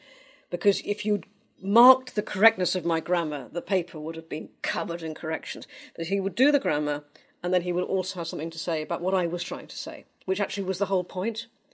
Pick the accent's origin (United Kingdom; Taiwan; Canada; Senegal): United Kingdom; London; moved away as an adult; also born or lived in Anglesey, Wales / Nefyn, Wales; now in Wales, United Kingdom; I've lived in Wales now for more than I've ever lived in London. But I grew up in Eltham, in South East London, went to school in Eltham and Blackheath, and finally in Avery Hill College